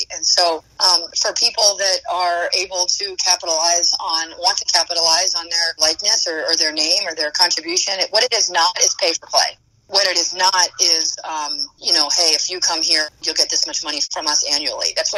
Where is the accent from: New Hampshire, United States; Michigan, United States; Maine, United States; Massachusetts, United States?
New Hampshire, United States; I'm from a small state, though. I'm from New Hampshire.